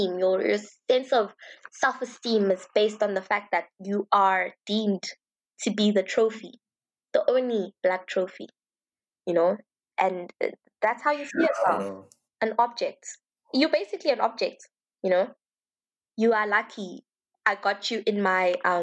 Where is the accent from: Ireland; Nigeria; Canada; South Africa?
South Africa; Johannesburg, Gauteng; I grew up in the Johannesburg private school scene